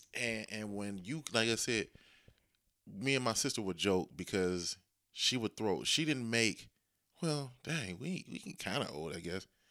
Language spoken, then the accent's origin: English; Dayton, Ohio, United States; born or raised there